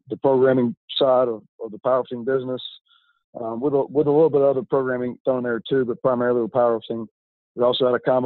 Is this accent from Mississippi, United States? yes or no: yes; Brandon, Mississippi, United States; also born or lived in Louisiana; I'm born and raised in Brandon, Mississippi